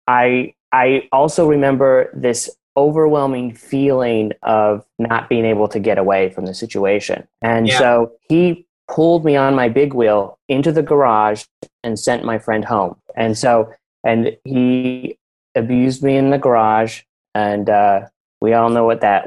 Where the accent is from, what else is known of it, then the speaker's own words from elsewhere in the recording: Salt Lake City, Utah, United States; I grew up in Salt Lake City, and it was like a quiet neighborhood.